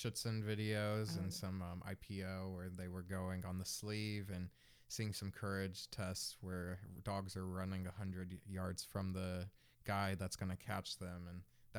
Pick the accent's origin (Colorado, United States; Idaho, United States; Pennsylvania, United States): Colorado, United States; Well, I'm from Colorado. Moved around a lot during my childhood.